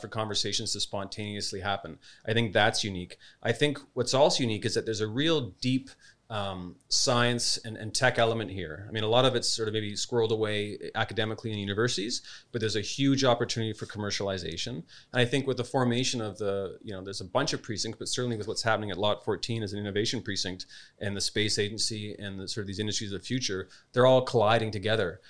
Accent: Canada; also born or lived in Spain / New York, United States; now in Adelaide, Australia; as a Canadian and as Australian raising two little kids

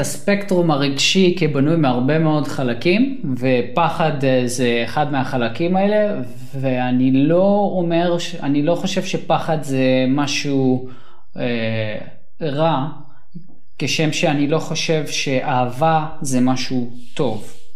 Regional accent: Sharon region, Central District, Israel; also born or lived in Soviet Union; אני ואתה, אנחנו גדלנו באזור השרון

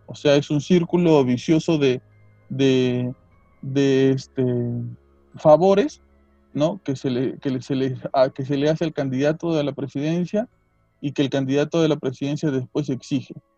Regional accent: Peru; nosotros como peruanos

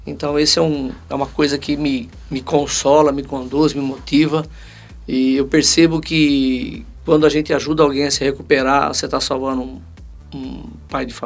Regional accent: Astorga, Paraná, Brazil; born there; Eu sou nasci no Paraná, Astorga

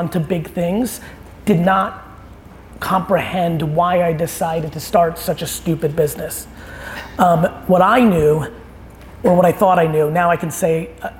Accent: New Jersey, United States; also born or lived in Soviet Union; I moved to New Jersey in 1982 and grew up a really 1980s kid on the East Coast.

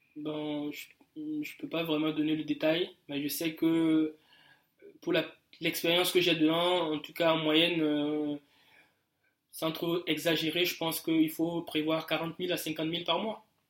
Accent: Burkina Faso; moved away as an adult; j'ai quitté le Burkina il y a un peu quelques mois

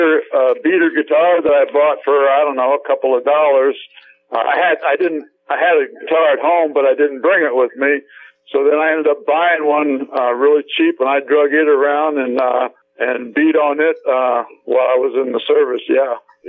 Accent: Missouri, United States; also born or lived in St. Louis; Well, originally I'm from Missouri, South Missouri, actually, and I lived quite a few places in my adolescent years.

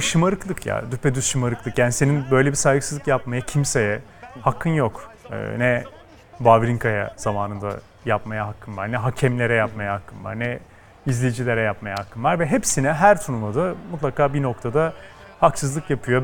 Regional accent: İzmir, Turkey; ben İzmir'de büyüdüm

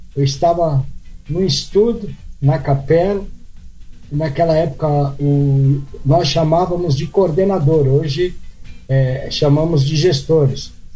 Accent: São Paulo, Brazil; moved away as an adult; now in Piratininga, Brazil; eu sou de São Paulo, capital

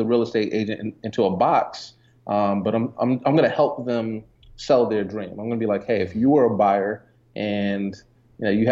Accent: Jamaica; now in Atlanta, United States; I was born in Jamaica too, but I've been here quite some time.

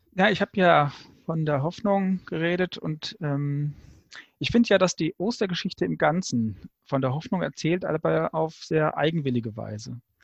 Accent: Frankfurt, Hesse, Germany; Bin aus Frankfurt

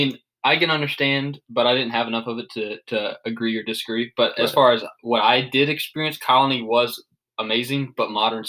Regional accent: the South, United States; growing up in the South, I wasn't exposed to like margarita style pizza

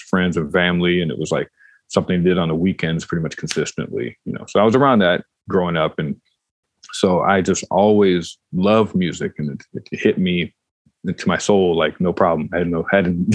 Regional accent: Detroit, Michigan, United States; I grew up in Detroit

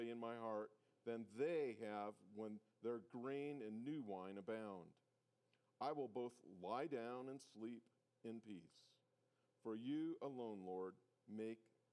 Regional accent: South Dakota, United States; moved away; I grew up in South Dakota

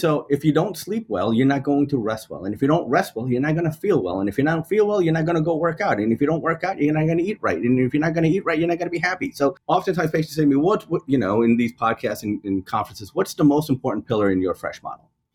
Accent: New York, United States; as a New Yorker, right, I still take the trains

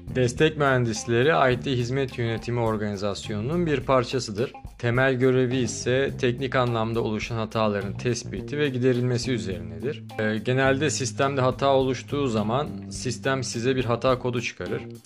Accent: Istanbul, Turkey; moved away as an adult; also born or lived in Vienna, Austria; now in Austria; İstanbul doğumluyum. Üniversite okumak için yıllar önce Avusturya'ya geldim

